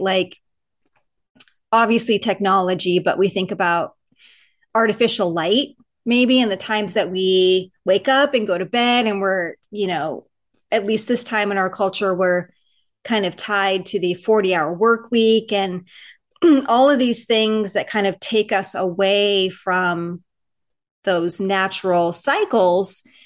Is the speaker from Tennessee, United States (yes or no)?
no; Southern California, United States; now in Seattle area, United States; I grew up in Southern California